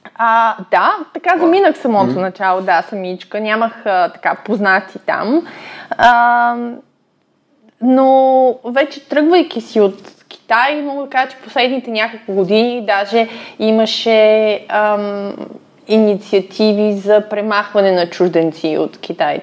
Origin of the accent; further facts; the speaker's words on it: Ruse, Ruse Province, Bulgaria; moved away as an adult; also born or lived in Russia / China / Hong Kong; аз съм родом от Русе